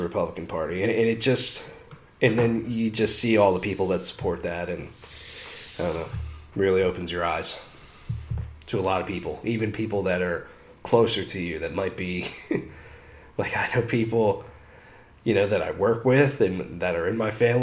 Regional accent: United States; as an American

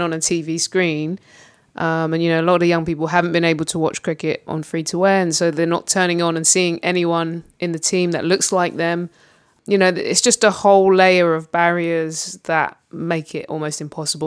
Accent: London, United Kingdom; growing up in London

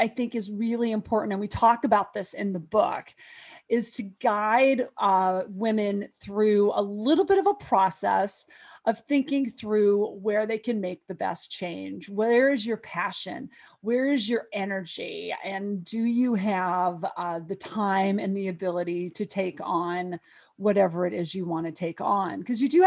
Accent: Montana, United States; I was growing up in Montana.

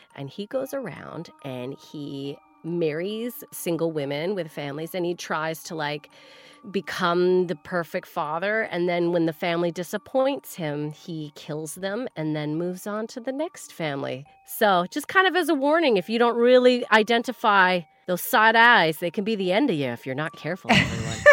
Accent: Canada; As a Canadian

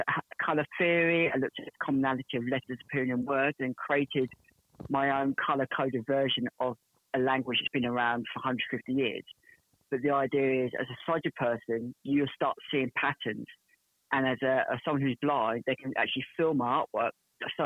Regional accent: Portsmouth, South East England, United Kingdom; I'm from Portsmouth in England

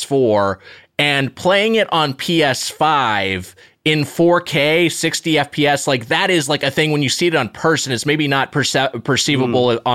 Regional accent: Southern California, United States; I grew up in Southern California

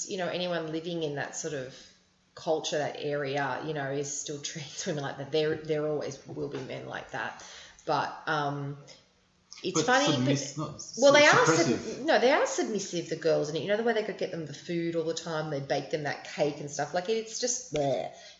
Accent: Sydney, New South Wales, Australia; We grew up on the North Shore. We didn't grow up in surfing culture.

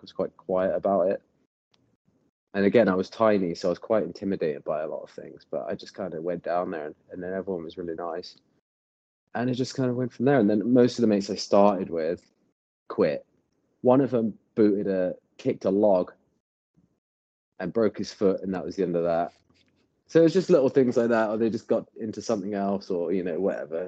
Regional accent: Bath, South West England, United Kingdom; moved away as an adult; now in Los Angeles, United States; I grew up in Bath, England, and um, moved to California about ten years ago.

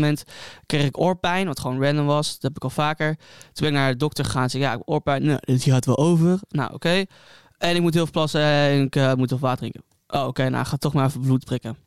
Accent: Hilversum, North Holland, Netherlands; moved away as an adult; now in Amsterdam, Netherlands; geboren en getogen in Hilversum

